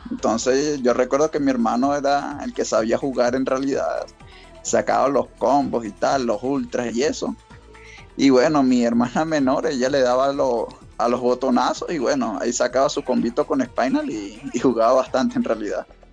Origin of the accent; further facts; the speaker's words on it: Venezuela; now in Colombia; ahorita estoy de, Colombia en realidad, pero soy de Venezuela